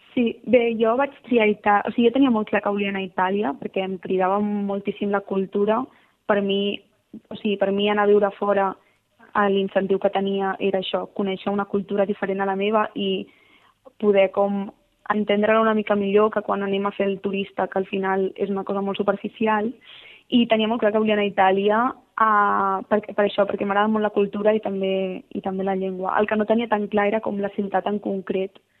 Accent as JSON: {"language": "Catalan", "town": "Barcelona", "region": "Catalonia", "country": "Spain", "moved": "as an adult", "lives_now": "Milan, Italy", "said": "nosaltres venim de Barcelona"}